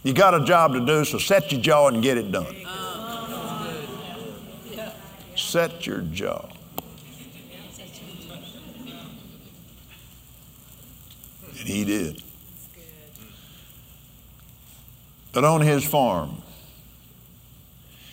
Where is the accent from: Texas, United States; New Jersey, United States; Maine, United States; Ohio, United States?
Texas, United States; Lubbock; also born or lived in Abilene, Texas / Fort Worth, Texas; I was born in Lubbock. We went to Abilene and then Fort Worth.